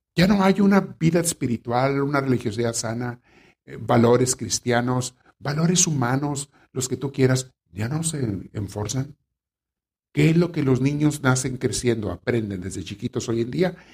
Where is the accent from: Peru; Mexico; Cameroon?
Mexico; A mí me tocó conocer gente en mi pueblo, en México, donde me creé niño